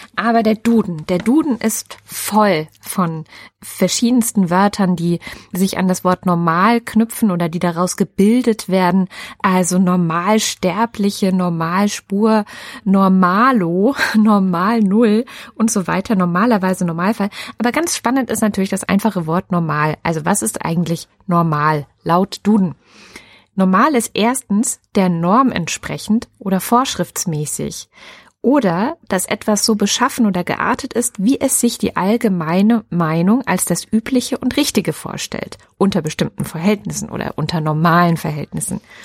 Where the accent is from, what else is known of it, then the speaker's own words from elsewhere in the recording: Baden-Württemberg, Germany; also born or lived in East Germany; als Ossi einfach mal nach Baden-Württemberg gepflanzt wirst